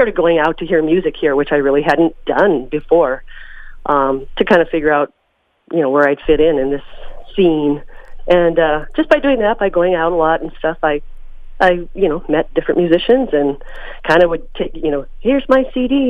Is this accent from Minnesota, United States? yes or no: yes; Mahtomedi, Minnesota, United States; now in St. Paul, United States; I grew up in Matamidi, which is just about 10 or 15 miles north of St. Paul, which is where I live now. And I had an idyllic childhood.